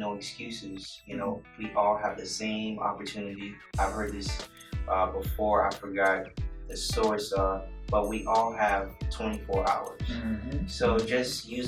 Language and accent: English; United States; I'm Haitian, but I'm born in America. Mm. So I guess I'm American Haitian, Haitian American